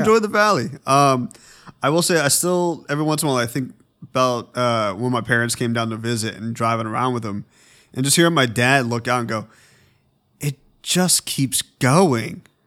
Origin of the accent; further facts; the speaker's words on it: Petaluma, California, United States; now in Los Angeles, United States; my hometown, Petaluma